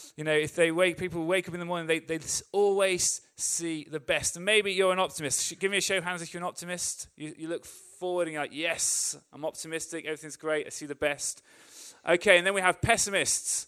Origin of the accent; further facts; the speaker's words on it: England, United Kingdom; As an English person